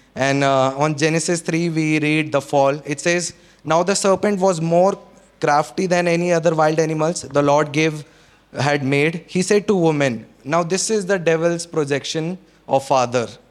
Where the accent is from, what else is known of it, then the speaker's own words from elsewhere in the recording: Chandigarh, India; also born or lived in Solan, Himachal Pradesh; we came down from Solan to Chandigarh, and uh, uh, even the school we got